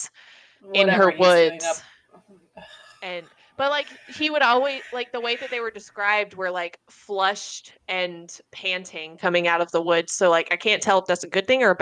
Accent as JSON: {"language": "English", "town": "Lancaster", "country": "United States", "tie": "born or raised there", "said": "I'm from Lancaster"}